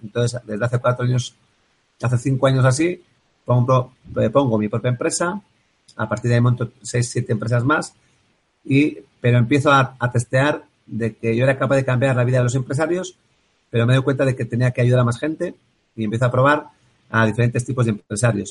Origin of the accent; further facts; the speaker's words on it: Bilbao, Basque Country, Spain; yo soy de Bilbao